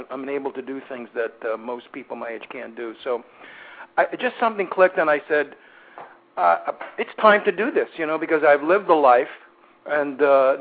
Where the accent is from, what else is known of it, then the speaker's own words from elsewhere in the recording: New York City, New York, United States; moved away; I'm from Brooklyn, New York, originally